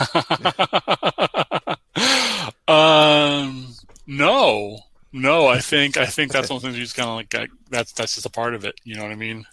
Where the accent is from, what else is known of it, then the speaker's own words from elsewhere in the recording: United States; I was born in America, 1978